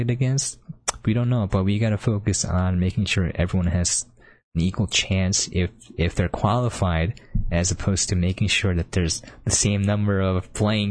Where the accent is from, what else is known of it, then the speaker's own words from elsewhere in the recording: United States; growing up in America